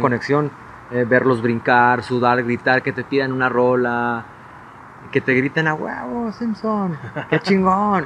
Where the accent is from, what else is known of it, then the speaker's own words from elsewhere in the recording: Hermosillo, Sonora, Mexico; moved away as an adult; now in Mexico City, Mexico; de Hermosillo nací